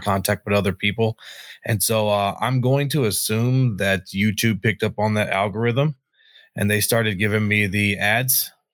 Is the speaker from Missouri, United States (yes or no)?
no; North Carolina, United States; moved away as an adult; now in Antelope Valley, United States; I was born and raised in North Carolina